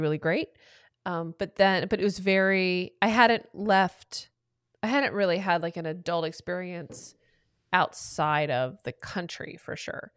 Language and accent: English; Atlanta, Georgia, United States; moved away as an adult; also born or lived in Cleveland; I was born and raised in Atlanta, Georgia, and then left to go to Cleveland for college